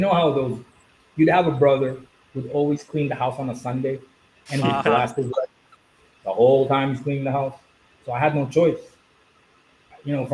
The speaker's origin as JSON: {"language": "English", "country": "Philippines", "tie": "born or raised there", "said": "growing up in the Philippines as a kid"}